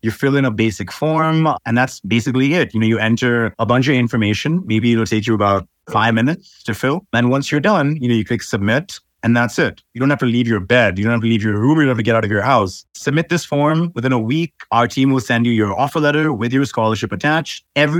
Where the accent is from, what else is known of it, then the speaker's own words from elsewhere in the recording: Dubai, United Arab Emirates; also born or lived in Iowa, United States; My parents are from Mumbai, India, but I was born here in Dubai, and Dubai is sort of home for me. Went to school in Dubai, basically grew up here, and then I went to America for university